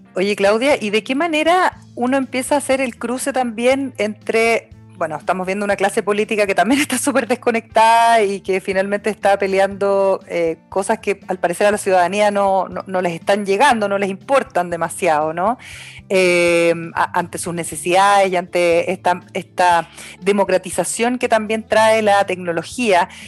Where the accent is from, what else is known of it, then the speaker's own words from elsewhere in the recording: Osorno, Los Lagos, Chile; now in Santiago, Chile; yo nací, nací y criada en Osorno